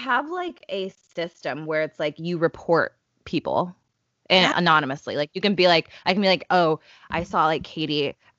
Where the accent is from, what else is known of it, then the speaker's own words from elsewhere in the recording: Chicago, Illinois, United States; I'm from Chicago